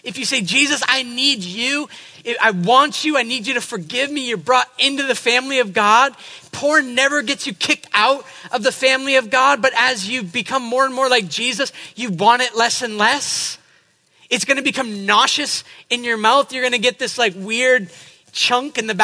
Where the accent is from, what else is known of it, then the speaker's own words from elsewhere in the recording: New England, United States; I'm from New England.